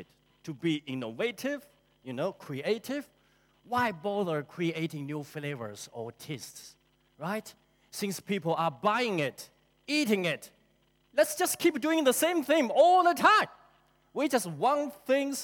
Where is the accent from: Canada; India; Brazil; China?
China; moved away as an adult; now in New Zealand; I grew up in China, and I came to New Zealand 21 years ago